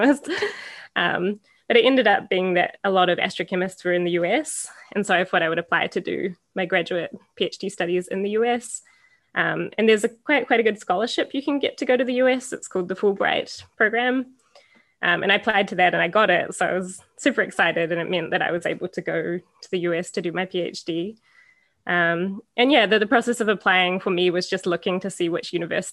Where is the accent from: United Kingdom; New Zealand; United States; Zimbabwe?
New Zealand; moved away as an adult; now in Canada; I grew up in New Zealand